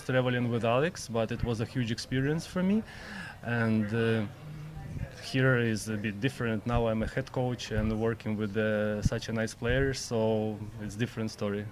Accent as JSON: {"language": "English", "region": "Kyiv", "country": "Ukraine", "tie": "born or raised there", "said": "Ukraine, Ukraine, yeah, Kyiv"}